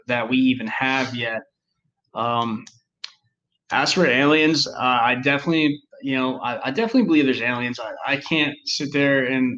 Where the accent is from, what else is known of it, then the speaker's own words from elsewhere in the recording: New Jersey, United States; now in North Carolina, United States; we're from New Jersey. We live in North Carolina now, but we're originally from New Jersey